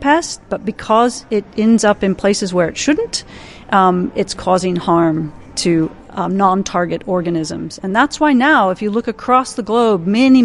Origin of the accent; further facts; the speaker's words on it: the Midwest of the US, United States; moved away as an adult; also born or lived in Minnesota / Madison, Wisconsin / Narrabri, New South Wales; now in Australia; I grew up in the Midwest of the US.